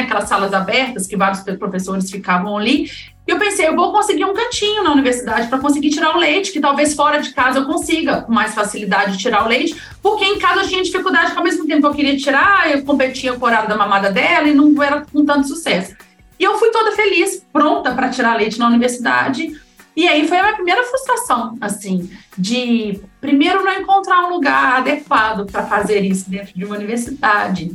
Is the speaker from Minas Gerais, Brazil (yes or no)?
yes; Minas Gerais, Brazil; now in São Paulo, Brazil; eu sou de Minas, eu não tenho família em São Paulo